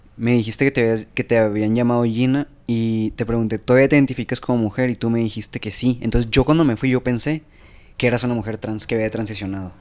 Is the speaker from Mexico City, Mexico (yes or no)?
no; Sinaloa, Mexico; yo soy de Sinaloa